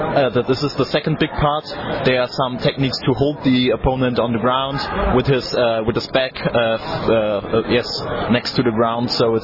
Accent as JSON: {"language": "English", "country": "Germany", "second_language": "English"}